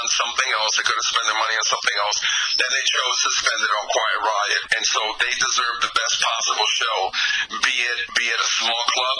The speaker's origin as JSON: {"language": "English", "region": "New York", "country": "United States", "tie": "born or raised there", "moved": "yes", "said": "I grew up in New York"}